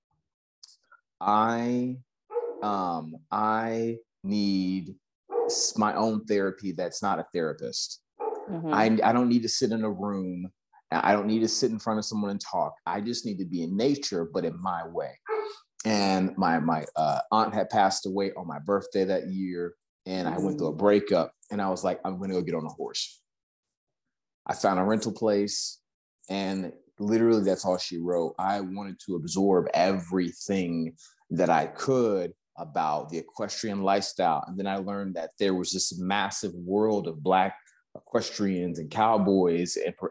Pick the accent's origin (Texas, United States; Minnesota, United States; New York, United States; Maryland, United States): Texas, United States; moved away as an adult; now in Los Angeles, United States; People hear the accent, they see the truck, they see I ride horses, and they say, where are you from? And I say, Texas